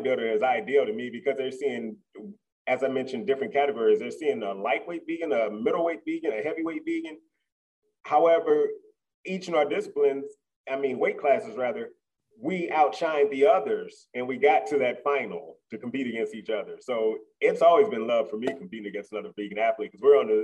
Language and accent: English; Midwest, United States; moved away; I'm from the Midwest, meat and potato country